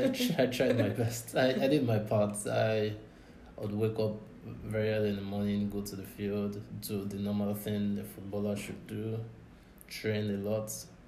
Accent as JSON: {"language": "English", "region": "Ondo", "country": "Nigeria", "said": "No, for those of you wondering, it's I'm actually from Ondo State, so"}